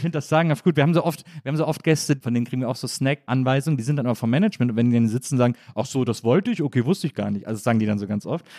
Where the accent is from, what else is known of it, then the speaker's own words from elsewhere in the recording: Wesseling, North Rhine-Westphalia, Germany; in der Nähe von Wesslings, wo ich herkomme